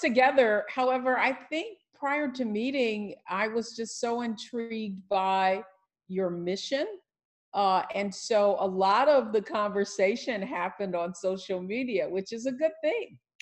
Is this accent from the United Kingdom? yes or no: no; Detroit, Michigan, United States; I'm from Detroit, Motown, and uh, my family, of course, being from the from Detroit, was in the plants and the auto factories. We lived a great middle class life